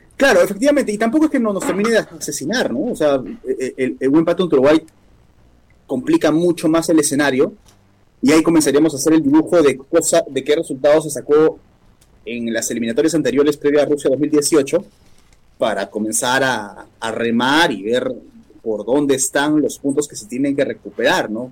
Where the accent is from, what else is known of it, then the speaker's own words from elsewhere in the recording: Peru; Como peruanos metemos ese escenario